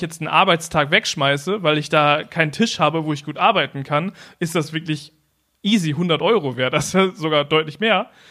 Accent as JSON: {"language": "German", "country": "Germany", "said": "bei uns in Deutschland"}